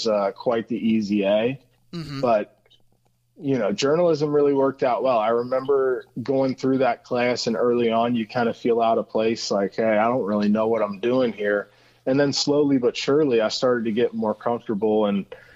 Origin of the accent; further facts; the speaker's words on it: Cincinnati, Ohio, United States; I am Cincinnati, born and raised